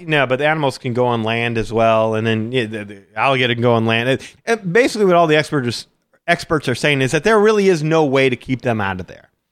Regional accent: Louisiana, United States; I'm from the Louisiana. We have alligators down here

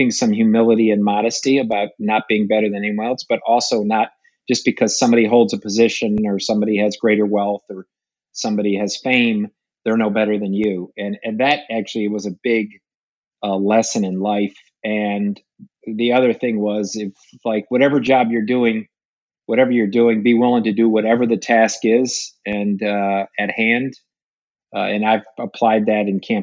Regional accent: Detroit, Michigan, United States; moved away as an adult; I was born in Detroit, and one of 11 kids in an Irish Catholic family

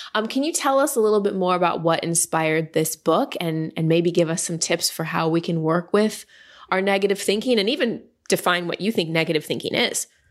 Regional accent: Texas, United States; also born or lived in Wisconsin; I was born in Wisconsin, then we moved to Texas when I was like two and a half.

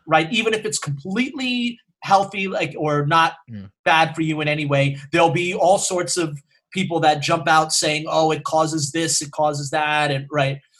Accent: New York City, New York, United States; the neighborhood where Ryan and I grew up on the Upper West Side.

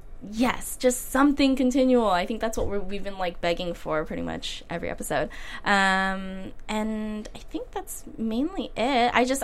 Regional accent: Virginia, United States; being ethnic, yeah, and I grew up in Virginia

